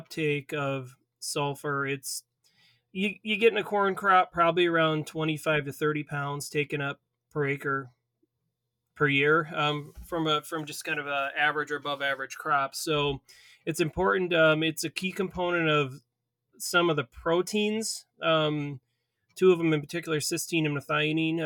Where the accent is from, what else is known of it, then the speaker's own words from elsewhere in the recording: Waverly, Iowa, United States; moved away as an adult; now in Minnesota, United States; I'm actually from Iowa, from the Waverly area. So I grew up on a farm there